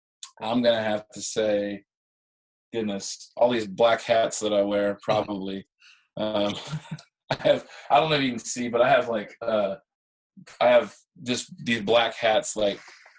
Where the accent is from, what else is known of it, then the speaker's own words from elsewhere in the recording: Midwest, United States; You know, I grew up in the Midwest where I didn't feel like I fit in.